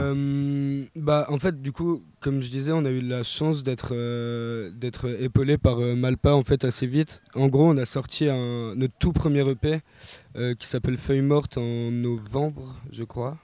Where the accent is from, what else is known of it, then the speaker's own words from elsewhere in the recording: Besançon, Bourgogne-Franche-Comté, France; je suis natif de Besançon